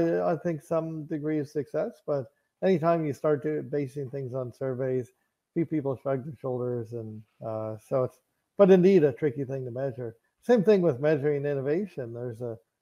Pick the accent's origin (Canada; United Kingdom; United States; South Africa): Canada; I'm Canadian. I spent most of my life living in Canada